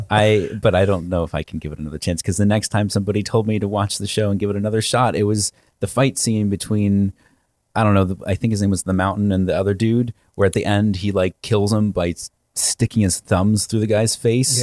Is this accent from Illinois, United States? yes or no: no; Virginia, United States; I'm from Virginia.